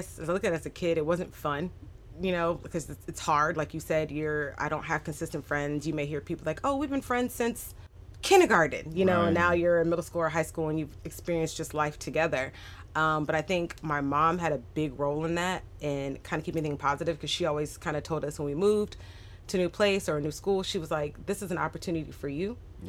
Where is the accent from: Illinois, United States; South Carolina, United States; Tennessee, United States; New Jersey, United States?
South Carolina, United States; Sumter; born there; I was born in Sumter, South Carolina. Military person. My dad's retired military Air Force. So kind of a military brat here, there, and everywhere.